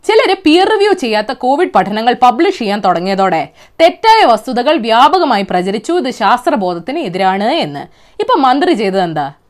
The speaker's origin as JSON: {"language": "Malayalam", "area": "Malayali", "region": "Kerala", "country": "India", "said": "ഒരു മലയാളി എന്ന നിലയിലും ഒരു സ്ത്രീ എന്ന നിലയിലും"}